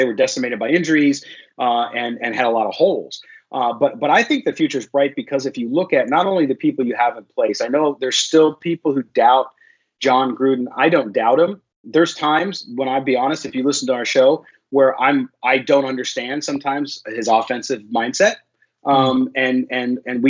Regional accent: San Diego, California, United States; I grew up again in San Diego, and so I was unfortunately and still a long suffering Padres fan

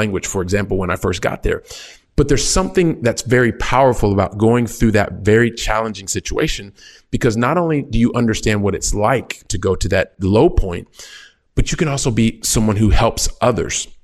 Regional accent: Columbus, Ohio, United States; moved away as an adult; also born or lived in France / Italy; now in Barcelona, Spain; I'm a kid from Columbus, Ohio, very Midwest

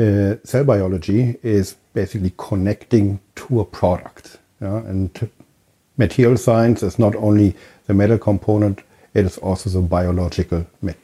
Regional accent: Berlin, Germany; moved away; I am from Germany, from Berlin

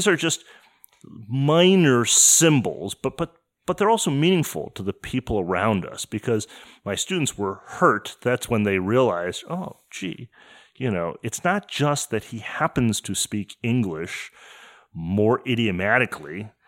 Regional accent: Detroit, Michigan, United States; I'm just not moved that way because I grew up in Detroit.

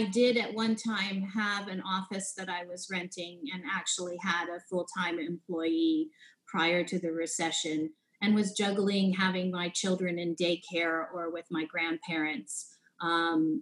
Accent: Palo Alto, California, United States; I was born and raised in Palo Alto, California, Silicon Valley area

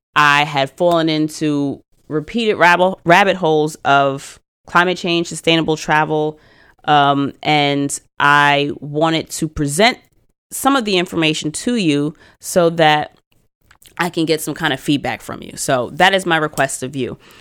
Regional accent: United States; I am very American

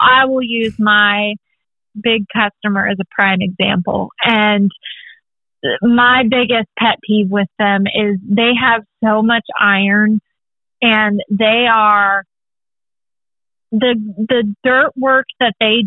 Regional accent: California, United States; moved away as an adult; now in Texas, United States; my home state

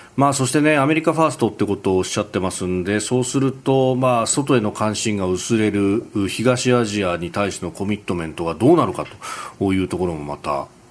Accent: Yokosuka, Kanagawa, Japan; also born or lived in Yokohama; 私横須賀生まれ横須賀育ち大学は横浜でありました

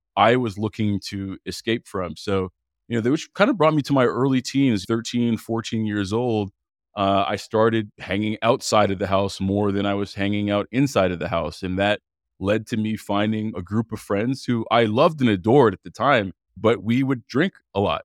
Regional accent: Montreal, Quebec, Canada; I grew up in Montreal, Canada, born and raised

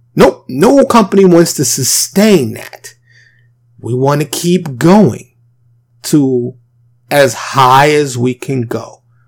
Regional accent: New York City, New York, United States; now in Texas, United States; born and raised in New York City, I now reside in Texas.

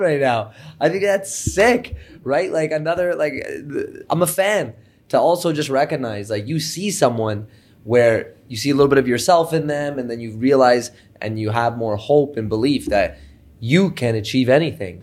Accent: Canada; we're Canadian

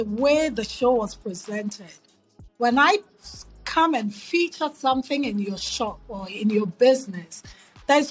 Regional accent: Accra, Greater Accra, Ghana; moved away as an adult; also born or lived in New York City / Philadelphia; now in United States; So growing up in Ghana, I grew up in Accra

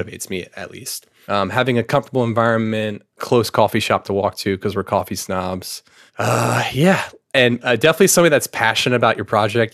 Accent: Anne Arundel County, Maryland, United States; also born or lived in Annapolis, Maryland; a county south of here, Anne Arundel County.

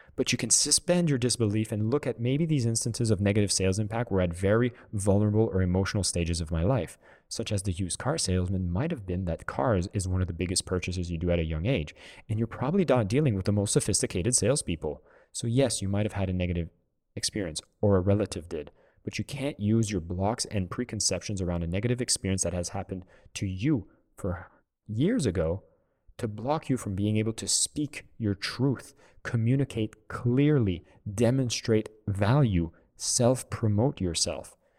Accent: Canada; I'm from Canada

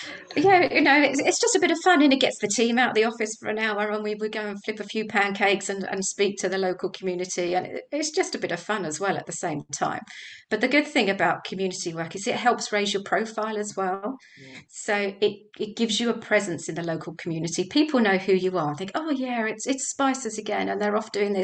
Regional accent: Dunstable, East of England, United Kingdom; So we're firmly established in Dunstable. It's my hometown. I went away to university, came back again.

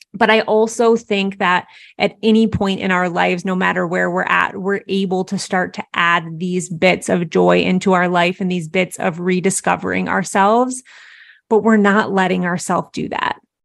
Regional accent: Midwest, United States; I grew up in the Midwest

